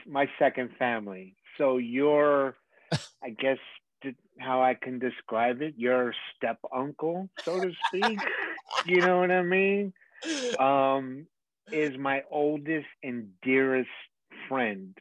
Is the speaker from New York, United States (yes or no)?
yes; New York City, New York, United States; growing up in the Bronx at that time